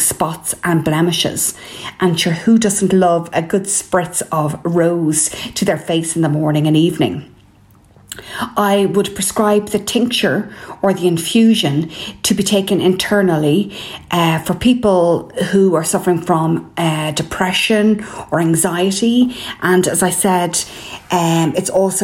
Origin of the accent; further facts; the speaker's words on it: Ireland; I'm …